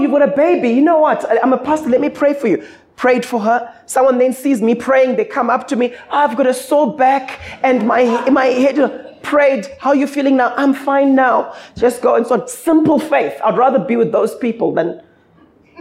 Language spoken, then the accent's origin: English; Zimbabwe; now in South Africa; Growing up in Zim